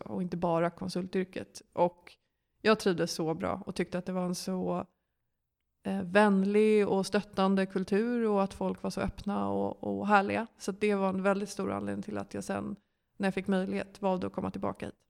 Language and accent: Swedish; Stockholm, Stockholm County, Sweden; also born or lived in Lund; jag kommer från Stockholm och eh, gick i skolan här och växte upp här